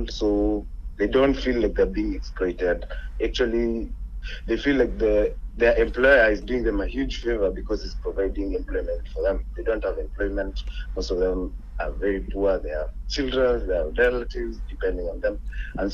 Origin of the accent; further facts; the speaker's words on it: Kilifi, Kilifi County, Kenya; I'm born and raised in Kilifi, and I'm just done with my campus, so I'm on holiday at home